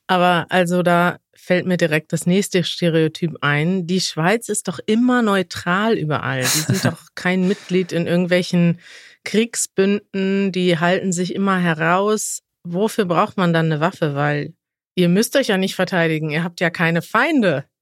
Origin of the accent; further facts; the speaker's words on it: Germany; wir Deutschen